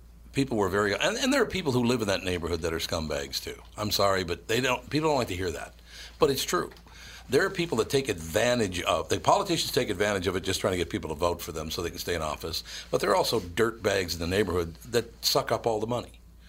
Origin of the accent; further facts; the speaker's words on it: Minneapolis, Minnesota, United States; It's where I grew up in North Minneapolis. And I said, since I was a little boy on Plymouth Avenue